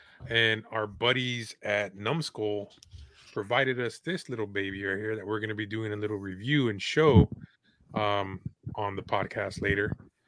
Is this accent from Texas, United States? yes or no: yes; San Antonio, Texas, United States; So I'm from San Antonio.